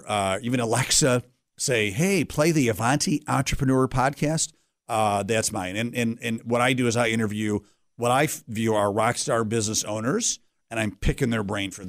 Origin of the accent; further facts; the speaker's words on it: Pittsford, New York, United States; also born or lived in Greece, New York; I'm a Rochester guy, born and bred here, uh, as all good Italians. I was born in Greece, New York. Oh. And, uh, but we